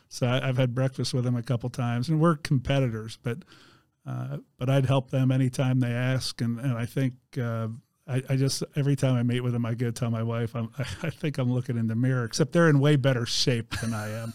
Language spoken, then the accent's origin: English; East Coast, United States; moved away as an adult; also born or lived in Pennsylvania; now in Indiana, United States; I grew up on the East Coast